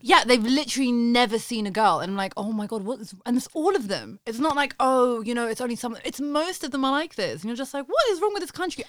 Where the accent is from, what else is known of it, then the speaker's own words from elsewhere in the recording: London, United Kingdom; I'm a Londoner